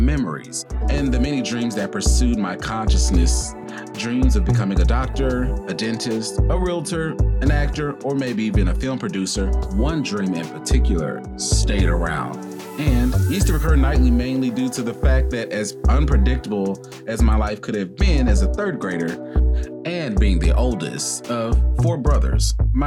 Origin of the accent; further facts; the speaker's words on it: the South, United States; As a Southerner